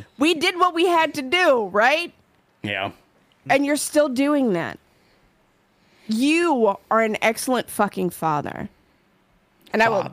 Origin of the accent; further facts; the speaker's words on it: New York, United States; I'm from New York.